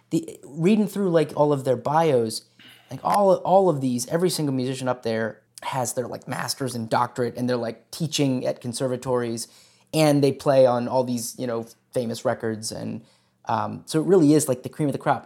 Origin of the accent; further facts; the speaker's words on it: Hagerstown, Maryland, United States; growing up in Hagerstown, we have, uh, the, the Maryland Theater here